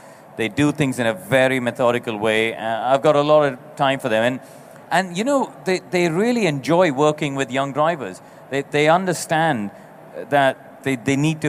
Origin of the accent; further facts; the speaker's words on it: India; I come from India